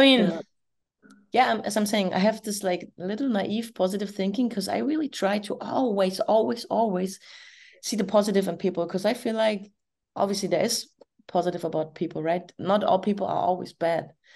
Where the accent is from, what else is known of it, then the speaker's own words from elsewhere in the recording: Berlin, Germany; now in Florida, United States; I'm East German, I'm from East Berlin.